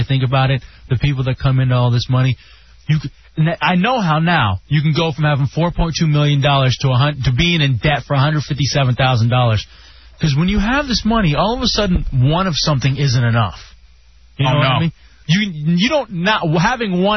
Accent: Texas, United States; I'm from Texas.

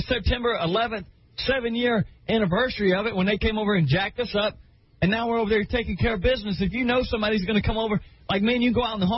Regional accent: Arkansas, United States; I'm from Arkansas. I was born and raised in the woods.

